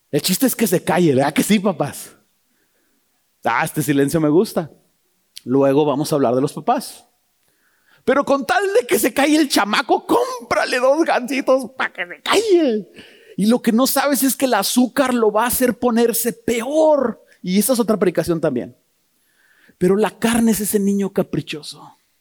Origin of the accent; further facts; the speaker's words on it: Toluca, State of Mexico, Mexico; yo soy de Toluca